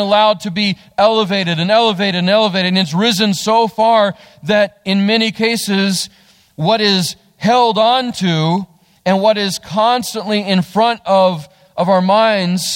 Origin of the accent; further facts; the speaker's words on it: West Virginia, United States; also born or lived in Texas; we're from West Virginia.